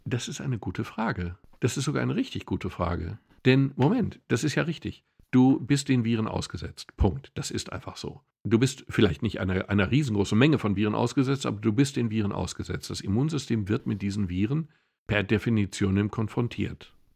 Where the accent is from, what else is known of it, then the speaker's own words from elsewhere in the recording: Swabia, Germany; Ich komme aus dem Schwäbischen